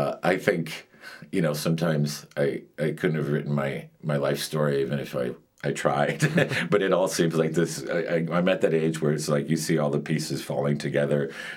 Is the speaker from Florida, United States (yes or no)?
yes; Miami, Florida, United States; also born or lived in Madrid, Spain / New York City, United States; My mother left Cuba 7 months pregnant with me, and I was born in Madrid, and 45 days after my birth, we emigrated to the United States. And when we were four, we moved from New York City to Miami.